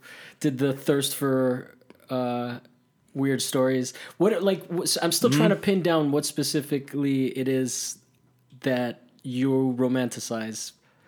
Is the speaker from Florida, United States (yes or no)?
yes; Miami, Florida, United States; now in Los Angeles, United States; I come from Miami, which also has like its griminess.